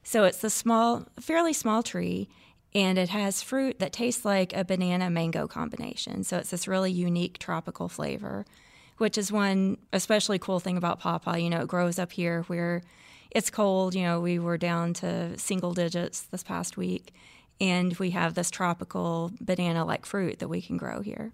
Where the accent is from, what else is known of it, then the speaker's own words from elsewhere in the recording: Kentucky, United States; I grew up in Kentucky